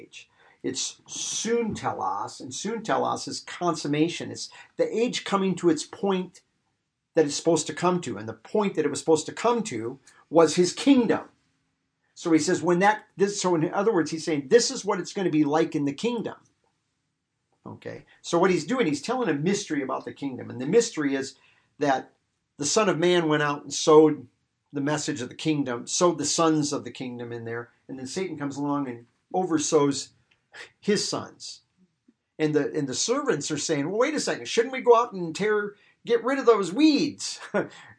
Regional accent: Iowa, United States; growing up in Iowa and out here, you know, you have churches

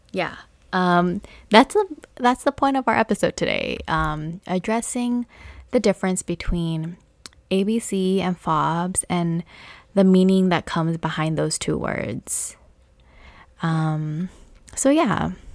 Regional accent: United States; they know I'm American.

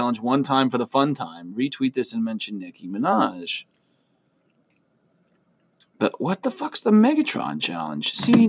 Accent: York, Pennsylvania, United States; we're from York, Pennsylvania area.

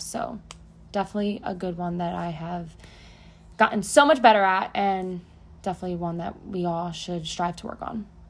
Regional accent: New Jersey, United States; moved away as an adult; now in Florida, United States; I was born and raised in Jersey, and at 24, I left and came to Florida

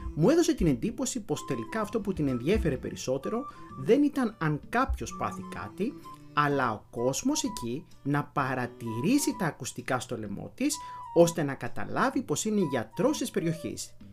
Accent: Florina, Western Macedonia, Greece; στην πατρίδα μου τη Φλόρινα

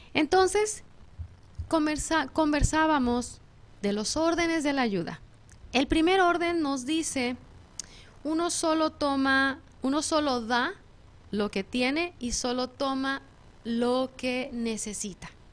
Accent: Mexico; moved away; yo que soy mexicana en México

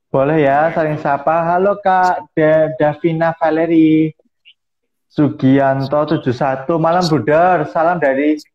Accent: Wonogiri, Central Java, Indonesia; Asal saya dari Wonogiri, Paroki Santo Ignatius Danang.

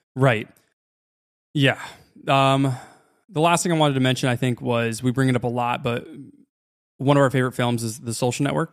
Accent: United States

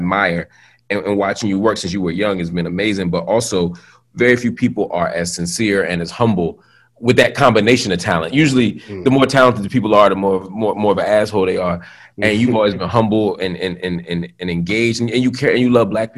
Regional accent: Philadelphia, Pennsylvania, United States; I grew up first in North Philly and then in West Philly

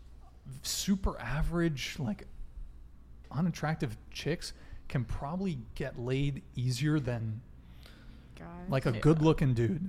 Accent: Colombia; Colombia, my dude.

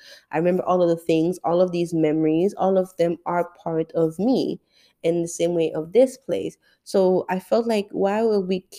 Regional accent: St. Martin; now in Florida, United States; My parents are born in Haiti. I grew up in St. Martin. I live in Florida.

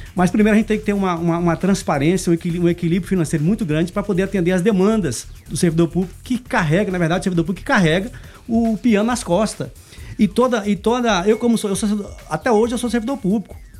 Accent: Anápolis, Goiás, Brazil; é daqui de Anápolis, nascido e criado em Anápolis, trabalhei muito tempo fora

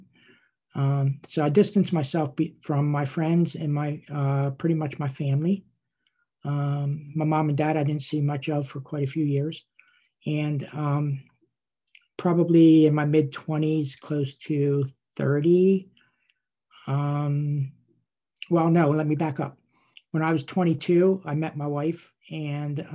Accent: Wormleysburg, Pennsylvania, United States; I was born and raised in a little town in Cumberland County, Pennsylvania, called Wormleysburg

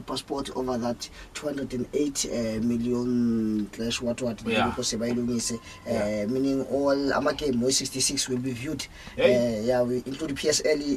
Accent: South Africa; nationality, we are South African.

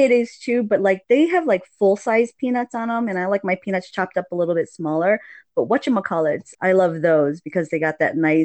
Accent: Hawaii, United States; moved away; I'm from Hawaii and I really tripped out when I moved up to the mainland

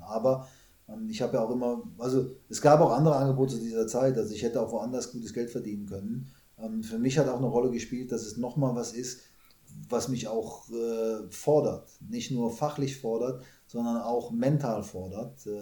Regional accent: Germany; moved away as an adult; also born or lived in Canada / China; als Deutscher

